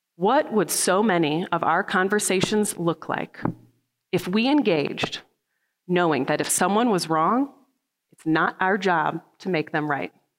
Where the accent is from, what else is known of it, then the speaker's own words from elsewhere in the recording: Midwest, United States; now in Salt Lake City, United States; I'm from the Midwest